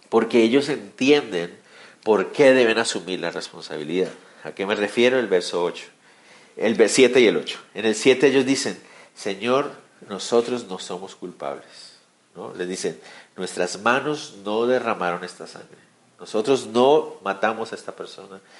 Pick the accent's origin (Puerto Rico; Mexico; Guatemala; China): Guatemala; No, yo también soy de esos guatemaltecos. Y, ese y todos nosotros aquí en Guatemala